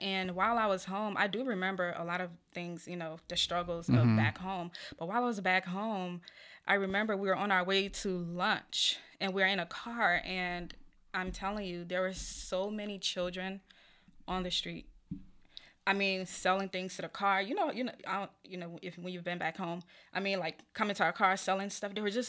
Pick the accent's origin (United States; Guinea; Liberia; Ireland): Liberia; also born or lived in Ghana; So Martha Loren Foundation, I'm originally from Liberia and Ghana.